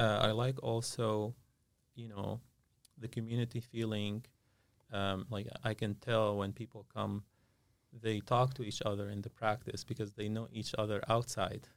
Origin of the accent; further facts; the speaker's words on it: Syria; moved away as an adult; now in Concord, United States; I, uh, grew up in Syria